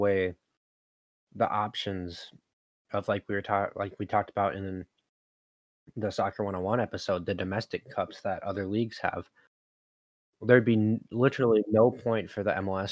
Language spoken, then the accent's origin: English; Hull, Yorkshire and the Humber, United Kingdom; now in United States; my hometown, for instance, Hull